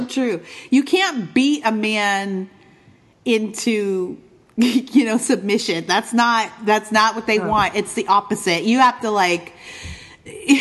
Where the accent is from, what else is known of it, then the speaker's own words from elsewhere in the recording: Eastern Canada, Canada; moved away as an adult; also born or lived in Midwest, United States; now in United States; growing up in Eastern Canada